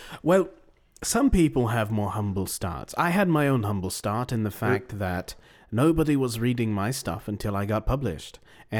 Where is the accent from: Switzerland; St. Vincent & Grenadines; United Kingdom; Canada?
United Kingdom; East of England; now in London, United Kingdom; I'm not from London, actually.